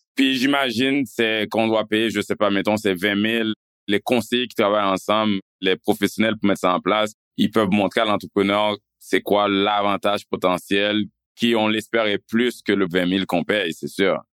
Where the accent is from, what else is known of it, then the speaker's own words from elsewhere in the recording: Canada; en tant que Canadien, en tant que payeur d'impôts